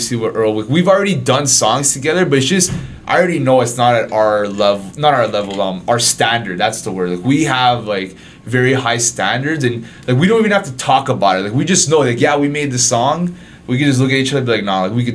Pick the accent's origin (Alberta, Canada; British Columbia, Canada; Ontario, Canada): Ontario, Canada; Toronto; I'm from Toronto, born and raised